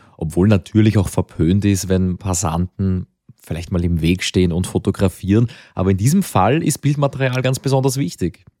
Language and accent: German; Lower Austrian, Austria; Als Niederösterreicher